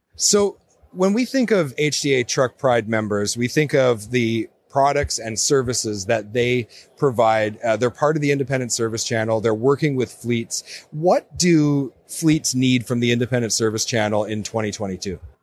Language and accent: English; Northern Canada, Canada; I'm from Northern Canada